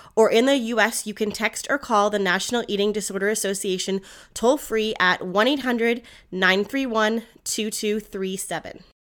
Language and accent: English; Canada; I'm Canadian.